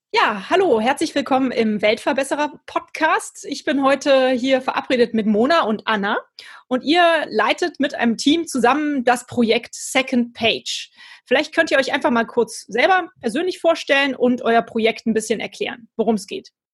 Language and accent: German; Cologne, North Rhine-Westphalia, Germany; als Kölner